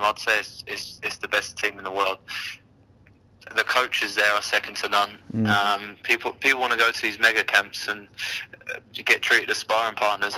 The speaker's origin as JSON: {"language": "English", "region": "London", "country": "United Kingdom", "said": "being a Londoner"}